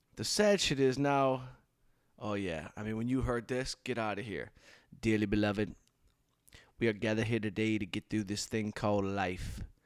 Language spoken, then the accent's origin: English; Southfield, Michigan, United States; growing up outside Detroit in Southfield